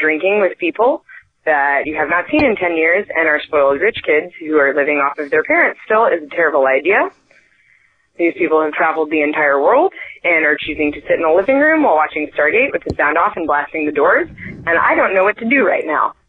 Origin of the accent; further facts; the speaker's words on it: Memphis, Tennessee, United States; I am from Memphis, Tennessee.